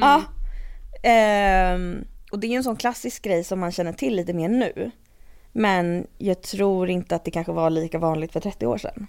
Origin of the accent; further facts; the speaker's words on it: Stockholm, Stockholm County, Sweden; also born or lived in London / Uppsala; är jag uppvuxen i Stockholm. Och har bott här liksom hela tiden mm. ungefär